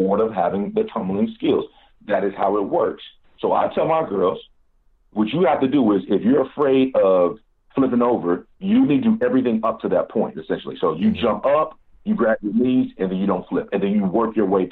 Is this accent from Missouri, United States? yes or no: yes; Kansas City, Missouri, United States; moved away as an adult; also born or lived in Washington, D.C. / Maryland; I was born and raised in Kansas City, Missouri